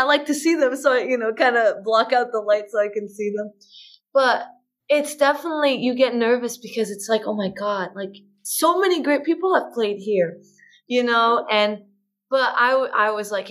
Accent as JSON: {"language": "English", "town": "Boston", "region": "Massachusetts", "country": "United States", "said": "I'm from Boston"}